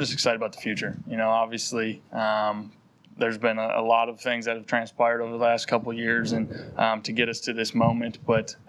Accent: North Dakota, United States; moved away; growing up in North Dakota

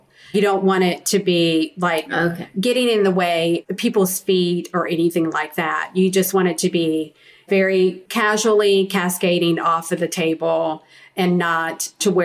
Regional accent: the South, United States; being a Southerner, a true Southern lady

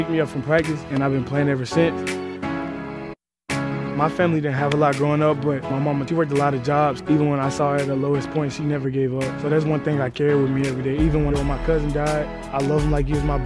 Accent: Huntsville, Alabama, United States; I'm from Huntsville, Alabama, and I play inside linebacker at the University of Georgia

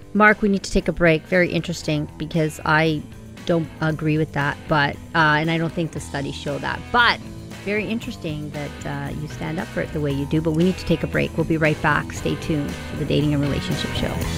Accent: Canada; we Canadians

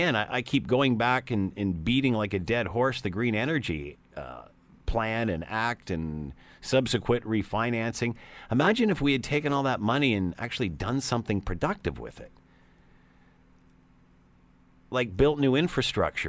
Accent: Ontario, Canada; being Ontarians

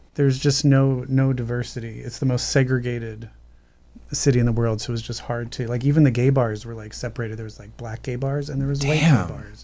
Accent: Baltimore, Maryland, United States; When I'm from Baltimore, so we say everything weird.

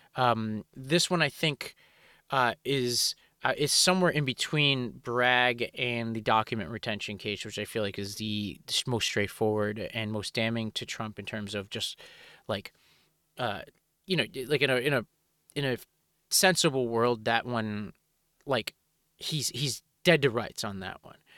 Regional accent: New York City, New York, United States; I grew up in Staten Island, New York

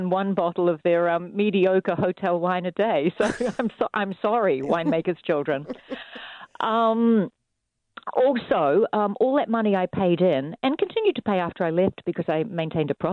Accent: Christchurch, Canterbury, New Zealand; moved away; also born or lived in Brazil; Which is my hometown, and I hadn't been here since before the earthquake

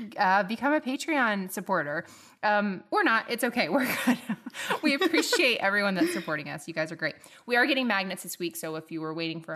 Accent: Tallahassee, Florida, United States; born or raised there

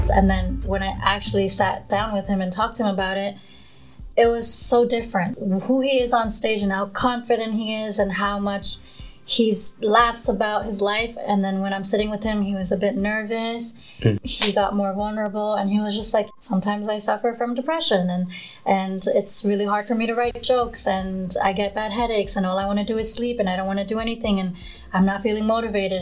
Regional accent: New York City, New York, United States; also born or lived in Nepal; So moving to Queens, New York

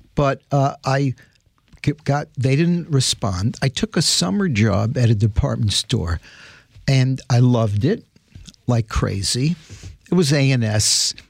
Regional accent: New York City, New York, United States; growing up in the Bronx

